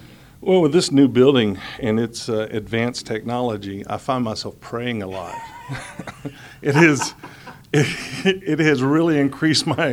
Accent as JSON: {"language": "English", "town": "Houston", "region": "Texas", "country": "United States", "tie": "born or raised there", "also_born_or_lived": "Atlanta, Georgia", "said": "I was born in Atlanta, Georgia, and uh, but I've been raised in Houston since I was five years old"}